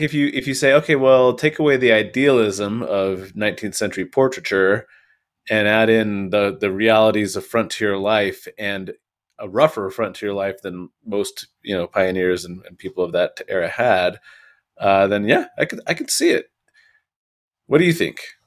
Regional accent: Western Washington, United States; now in Idaho Falls, United States; I grew up in Western Washington

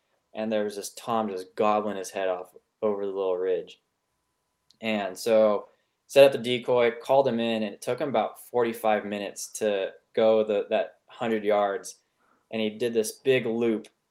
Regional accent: Sonoma Valley, California, United States; I grew up in Sonoma Valley, California, and the entire valley is privately held and owned

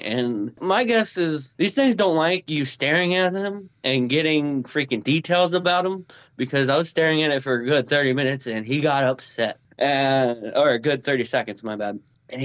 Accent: Topeka, Kansas, United States; and I'm from originally from Kansas, Topeka. Of all places.

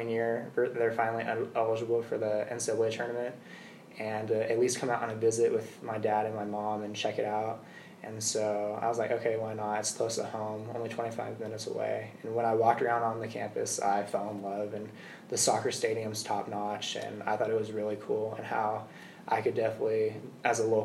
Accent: Peoria, Arizona, United States; I'm from Peoria

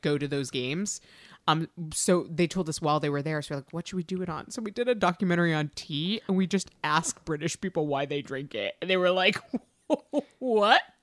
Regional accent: Massachusetts, United States; moved away; we grew up there, and then we went to college there, and we went to high school there

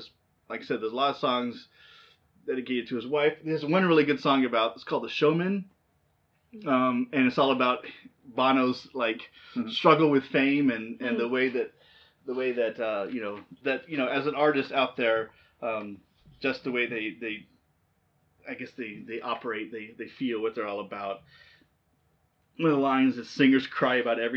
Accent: Southern California, United States; growing up in Southern California

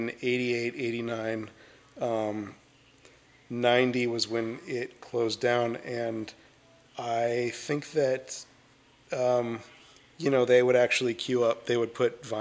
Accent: Camarillo, California, United States; I'm a Southern California guy. I grew up in a city called Camarillo

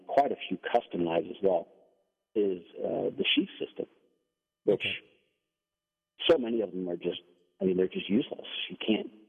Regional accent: Denmark; English is a second language; now in United States; I'm from Denmark.

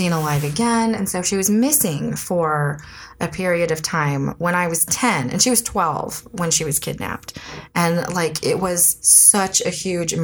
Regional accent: Elk Grove, California, United States; moved away as an adult; also born or lived in San Francisco / Novato; I'm from Sacramento. I was born in San Francisco. I spent the very beginning of my life in Novato. And then I lived until I was 18 in Sacramento. Oh, well, outside of Sacramento, actually, the suburbs, Elk Grove.

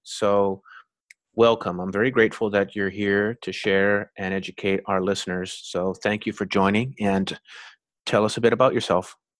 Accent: Winnipeg, Manitoba, Canada; I was born and raised in Winnipeg

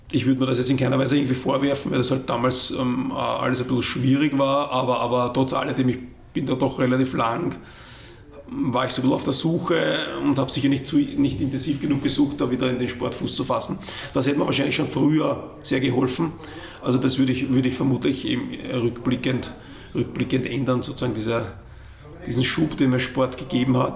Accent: Vienna, Austria; als Wiener bist halt irgendwann so weiter, ähm, weil äh, die Wege zu Trainingshängen halt doch wesentlich weiter sind.

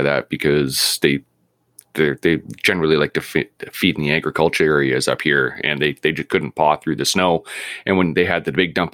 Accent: Vancouver, British Columbia, Canada; now in Prince George, Canada; I grew up in East Vancouver, like right at about 49th and Boundary

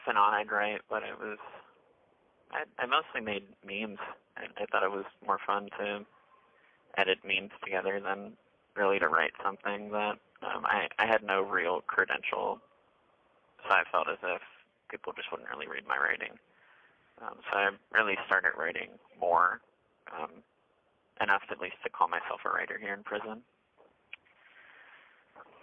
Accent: Broward County, Florida, United States; moved away as an adult; also born or lived in Portland, Oregon; now in Wilsonville, United States; I'm originally from Broward County, Florida.

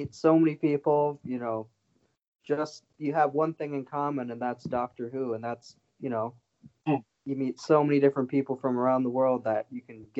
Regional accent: Minnesota, United States; But I told him I came all the way from the U.S. to meet him. Oh. Where are you from? I said Minnesota.

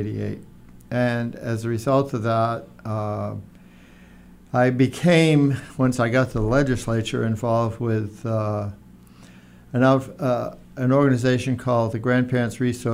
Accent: Attleboro, Massachusetts, United States; I grew up in Attleboro, went to Attleboro High School

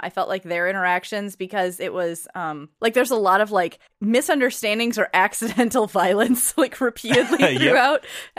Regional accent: United States; at least for me being an American

